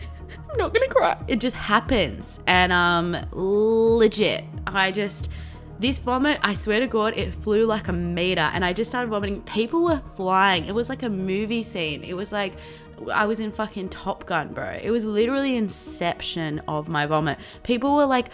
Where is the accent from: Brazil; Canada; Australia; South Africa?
Australia; Blue Mountains, New South Wales; I grew up in the Blue Mountains, Australia, which is in New South Wales